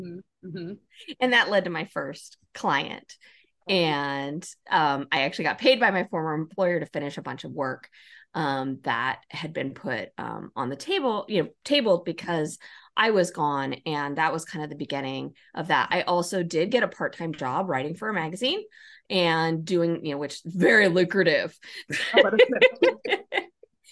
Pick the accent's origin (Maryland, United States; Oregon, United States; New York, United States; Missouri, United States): Oregon, United States; also born or lived in New Mexico; moving back to my home state, Oregon, and did similar work here in the public sector